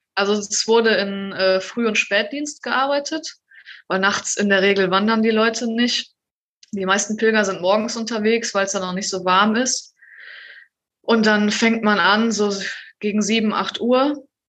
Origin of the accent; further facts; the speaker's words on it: Germany; wir irgendwie als Deutsche